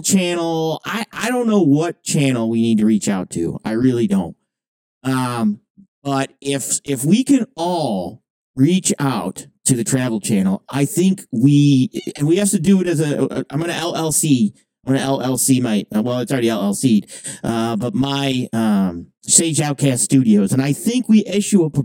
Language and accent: English; Canada; I'm from Canadian